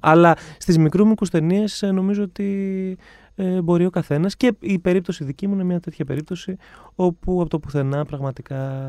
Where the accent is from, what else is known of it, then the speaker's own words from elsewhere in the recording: Ioannina, Epirus, Greece; moved away as an adult; also born or lived in London; now in Athens, Greece; Εγώ είμαι από τα Γιάννα.